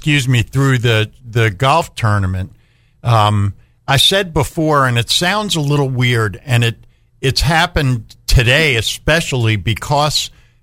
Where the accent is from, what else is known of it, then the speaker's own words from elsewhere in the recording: New York, United States; moved away; growing up in New York